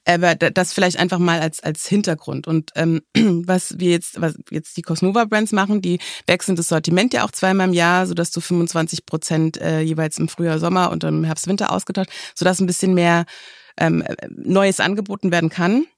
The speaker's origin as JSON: {"language": "German", "country": "Germany", "said": "bei uns in Deutschland"}